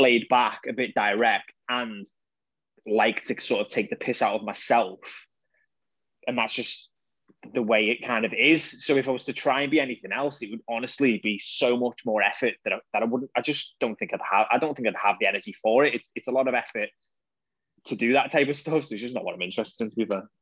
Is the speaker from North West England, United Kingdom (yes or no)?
yes; the Wirral, North West England, United Kingdom; I'm from the Wirral